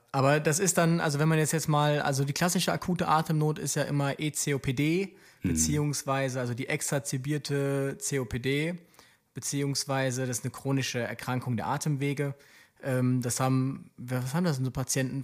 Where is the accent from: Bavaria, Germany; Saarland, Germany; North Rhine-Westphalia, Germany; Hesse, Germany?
North Rhine-Westphalia, Germany; Aachen; ich komme ja aus, aus Aachen und ich, dort bin ich auch lange Rettungsdienst gefahren